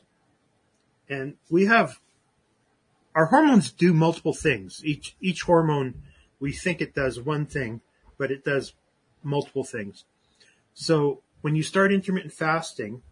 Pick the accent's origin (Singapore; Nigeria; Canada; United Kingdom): Canada; I'm Canadian.